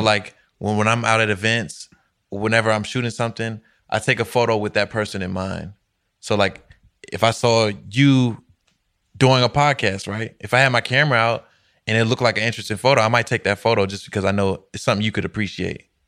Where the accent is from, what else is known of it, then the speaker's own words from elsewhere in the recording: Alexandria, Virginia, United States; I'm from Alexandria, Virginia.